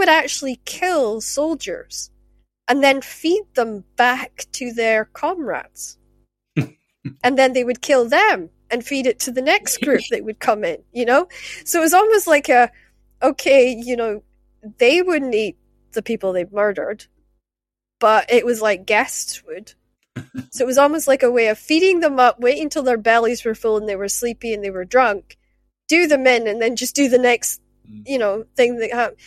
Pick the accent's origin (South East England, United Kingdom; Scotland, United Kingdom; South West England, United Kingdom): Scotland, United Kingdom; Shetland; moved away as an adult; also born or lived in Glasgow; I got the title of … when I was growing up in Shetland